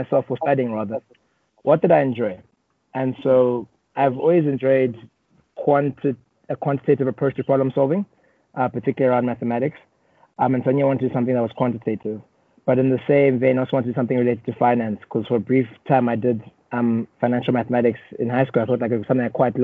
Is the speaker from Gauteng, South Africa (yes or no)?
yes; Johannesburg, Gauteng, South Africa; born and raised in South Africa, Johannesburg, but I have strong roots in Uganda, as my parents grew up and were born in Uganda.